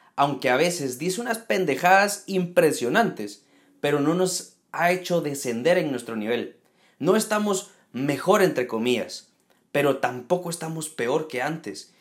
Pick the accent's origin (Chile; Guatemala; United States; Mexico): Guatemala; en Guatemala, en mi país